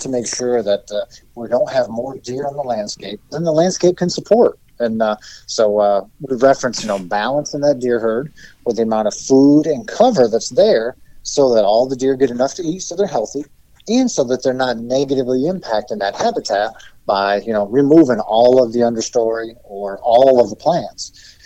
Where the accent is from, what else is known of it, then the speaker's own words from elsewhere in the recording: Pennsylvania, United States; my home state and your neighbor, uh, Pennsylvania